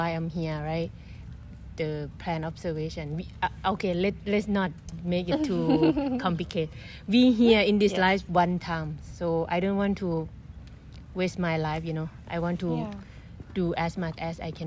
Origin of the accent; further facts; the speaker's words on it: Thailand; moved away as an adult; now in Hawaii, United States; I'm from Thailand